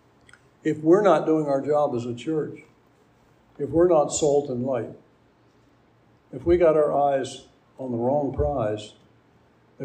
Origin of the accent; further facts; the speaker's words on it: United States; growing up in America at the best time it ever was